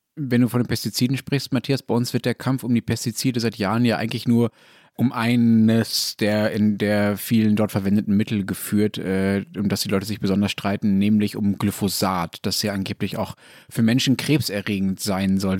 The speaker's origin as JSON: {"language": "German", "country": "Germany", "said": "bei uns in Deutschland"}